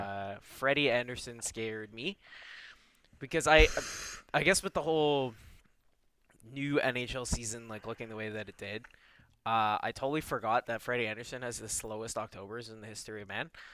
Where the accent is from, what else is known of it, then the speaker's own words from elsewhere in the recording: Toronto, Ontario, Canada; I'm from Rexdale